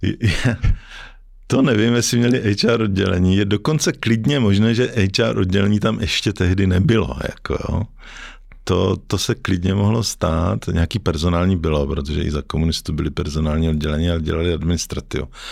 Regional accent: Ostrava, Moravian-Silesian Region, Czechia; moved away as an adult; now in Prague, Czech Republic; já jsem z Ostravy jako původem

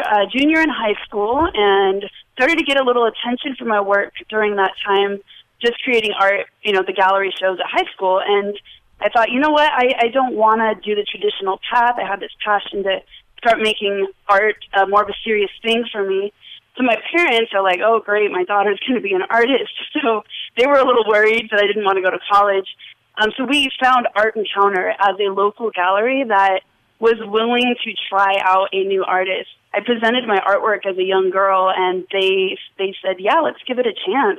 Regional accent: Las Vegas, Nevada, United States; And in Las Vegas, I kind of did start to discover that I loved art from early on

